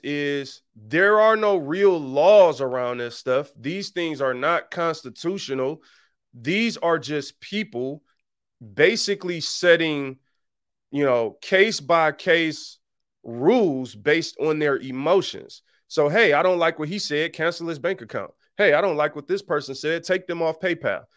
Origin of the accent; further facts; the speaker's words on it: Detroit, Michigan, United States; I'm really from Detroit. I'm, like, really from there. I really know how it is growing up on that level.